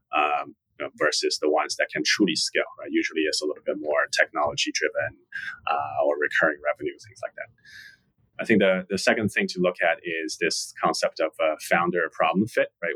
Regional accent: Shanghai, China; moved away as an adult; also born or lived in Charlottesville, Virginia; now in New York, United States; born and raised in Shanghai, China

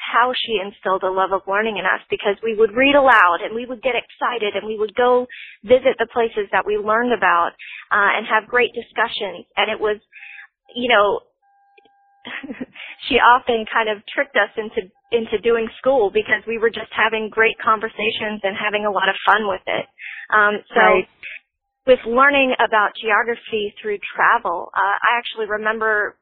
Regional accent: Florida, United States; growing up in Florida

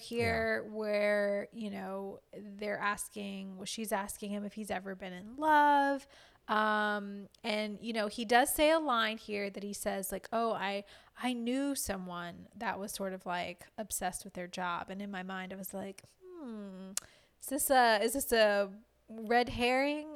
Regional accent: Louisiana, United States; I'm from Louisiana

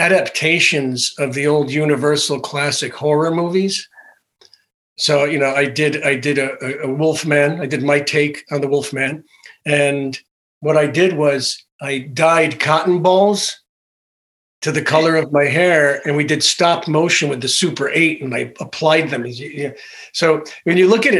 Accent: Connecticut, United States; I was born in a little rural town in Connecticut

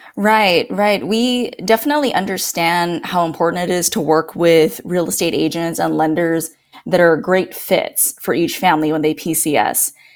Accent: Guam; moved away as an adult; now in Norfolk, United States; I'm originally from Guam, and that is actually where my husband

